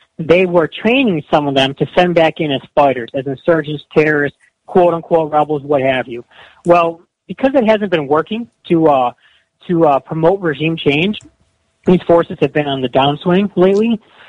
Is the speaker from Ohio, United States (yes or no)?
yes; Cleveland, Ohio, United States; moved away as an adult; now in Russia; I'm originally from Cleveland, Ohio, graduated from The Ohio State University in 2010, and I moved abroad in 2012 to Poland, and I've been in Russia since 2013